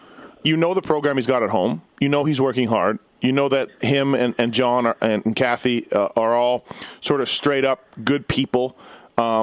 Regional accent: Manitoba, Canada; I'm from Manitoba

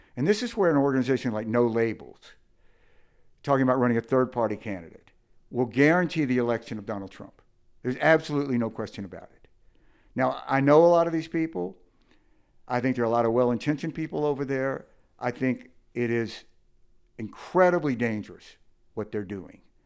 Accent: Mississippi, United States; I grew up in Mississippi

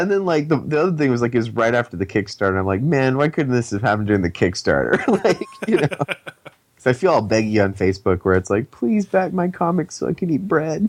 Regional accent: New Mexico, United States; I'm from New Mexico

